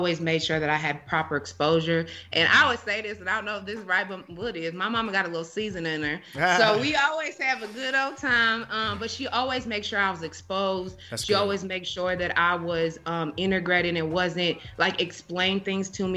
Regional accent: Iowa, United States; moved away; also born or lived in Nebraska; back when I lived in Nebraska. So I'm from Iowa

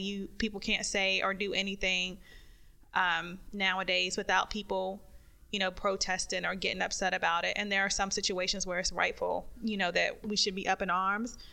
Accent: North Carolina, United States; growing up in North Carolina

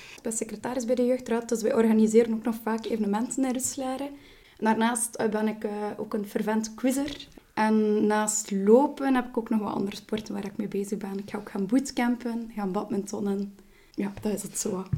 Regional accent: Roeselare, Flanders, Belgium; ik ben geboren en getogen in Ruslaar.

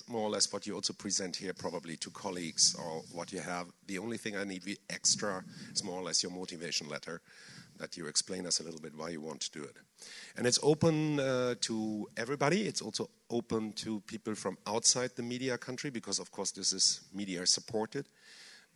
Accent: Germany; I'm German

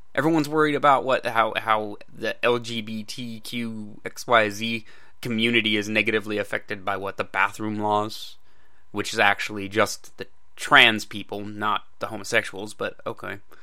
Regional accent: United States; I'm an American

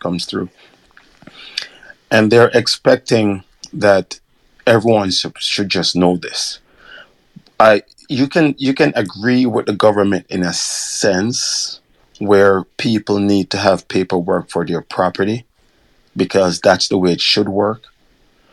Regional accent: Kingston, Jamaica; moved away; growing up in Jamaica, especially I'm from Waterhouse, and I was born in Waterhouse

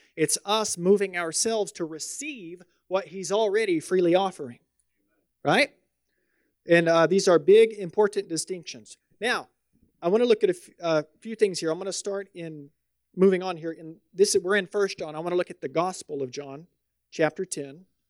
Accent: the South, United States; moved away; I'm from the South

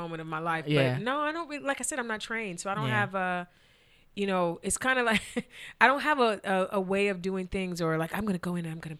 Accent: Cleveland, Ohio, United States; moved away as an adult; now in Los Angeles, United States; as a Clevelander, as born and bred

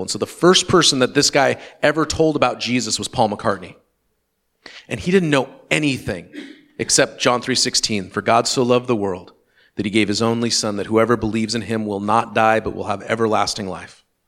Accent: Western Washington, United States; my experience growing up in Western Washington

